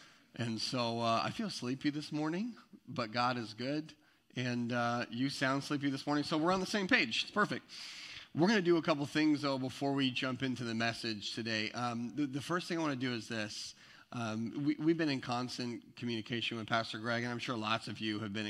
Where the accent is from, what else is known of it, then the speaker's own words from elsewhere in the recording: Eastern Washington, United States; moved away; I'm from Eastern Washington, where I spent a big chunk of my life is in Eastern Washington